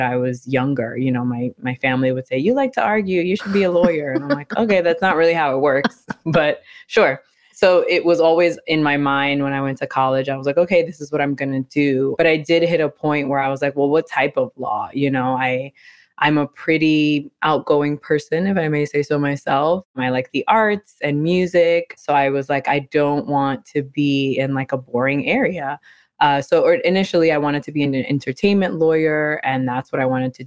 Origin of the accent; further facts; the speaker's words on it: New York City, New York, United States; I'm originally from New York City, born and raised in the Bronx